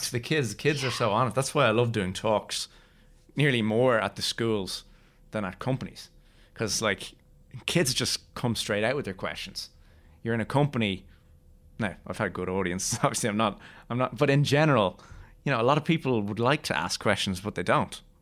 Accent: Ireland; We're Irish

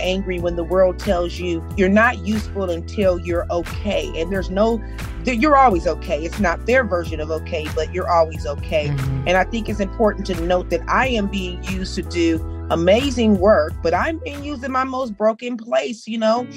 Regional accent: Compton, California, United States; also born or lived in Long Beach, California; I grew up in Compton my whole life, born and raised out in that area.

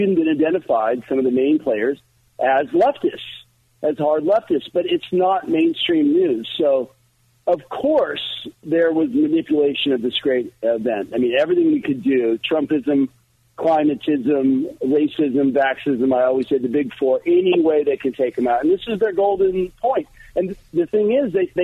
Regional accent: California, United States; I'm a Californian

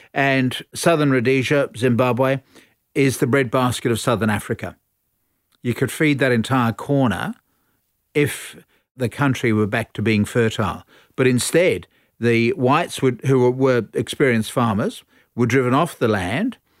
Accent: Australia; we're all Australian

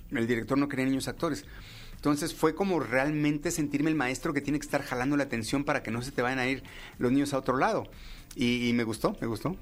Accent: Mexico; como mexicanos

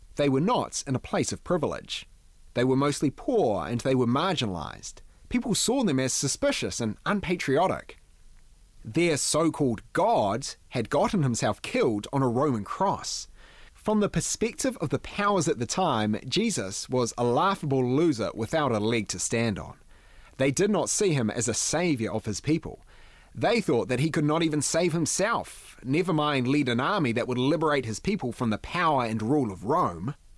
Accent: New Zealand; growing up in New Zealand

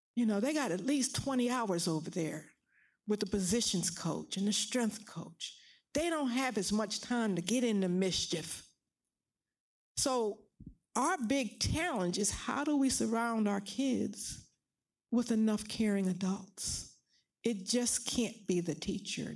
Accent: Philadelphia, Pennsylvania, United States; I grew up in West Philly, Pennsylvania.

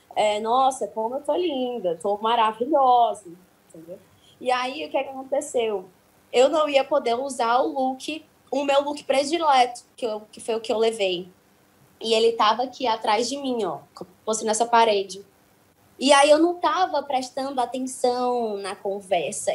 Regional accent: Ceará, Brazil; Eu sou cearense e eu, como brasileira e cearense

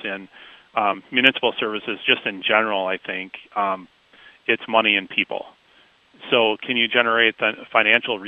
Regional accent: Washington Island, Wisconsin, United States; also born or lived in Waukesha, Wisconsin; I grew up on Washington Island, which is in northern Door County.

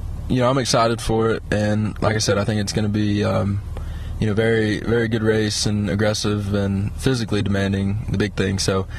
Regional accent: Concord, North Carolina, United States; I'm from Concord, North Carolina, just outside of Charlotte

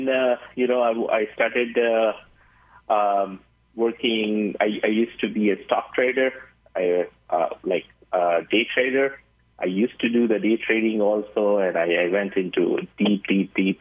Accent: India; moved away as an adult; now in Arizona, United States; I'm basically from India. I came here in the United States in 2006

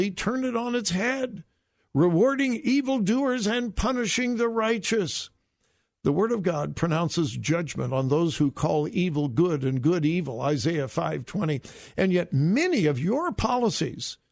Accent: Southern California, United States; I grew up in Southern California listening to his dad, Jack MacArthur, on the radio

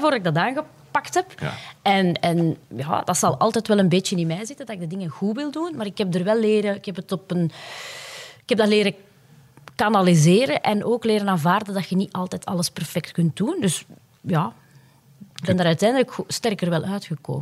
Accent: Puurs, Flanders, Belgium; mijn roots liggen ook echt in Puurs

